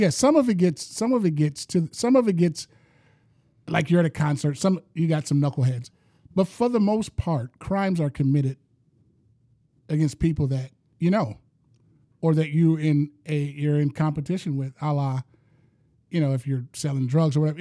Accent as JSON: {"language": "English", "town": "Detroit", "region": "Michigan", "country": "United States", "said": "I'm from Detroit, East Side"}